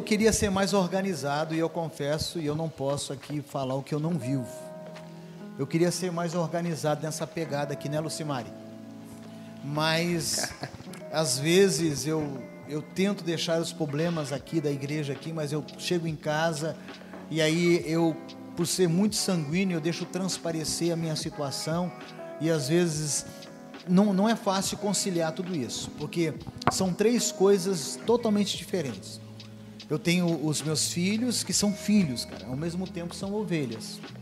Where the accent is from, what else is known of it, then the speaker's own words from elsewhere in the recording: Foz do Iguaçu, Paraná, Brazil; moved away as an adult; also born or lived in Engenheiro Beltrão, Paraná / Toledo, Paraná; now in Goiânia, Brazil; Não nasci em Foz do Iguaçu, nasci no norte do Paraná, numa cidade chamada Engenheiro Beltrão. Mas na região de Foz do Iguaçu, onde eu fui criado